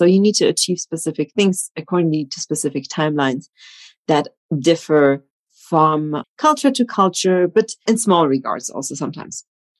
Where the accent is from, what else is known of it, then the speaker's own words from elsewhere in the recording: Germany; also born or lived in Poland; So my background is really multicultural. I've grown up in Germany, but I was born in Poland. So I've grown up between two cultures